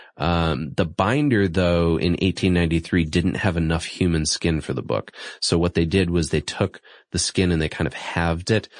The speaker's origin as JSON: {"language": "English", "region": "Massachusetts", "country": "United States", "tie": "born or raised there", "said": "my home state, Massachusetts"}